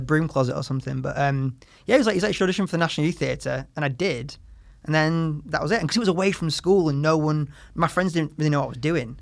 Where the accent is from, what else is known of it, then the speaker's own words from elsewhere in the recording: the north of England, United Kingdom; grew up in the north of England in the nineties and two thousands